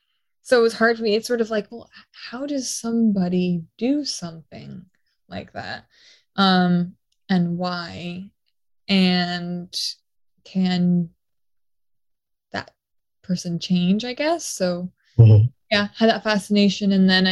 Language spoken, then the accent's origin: English; Austin, Texas, United States; also born or lived in Mexico / Portugal / New York; I say I'm from Austin, but I was born in Mexico, lived in Portugal as a child until like 6 years old, and then New York and Long Island, and then Austin.